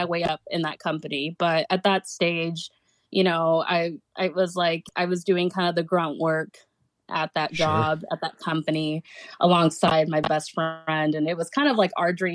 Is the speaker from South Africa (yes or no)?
no; Pacific Northwest, United States; growing up in the Pacific Northwest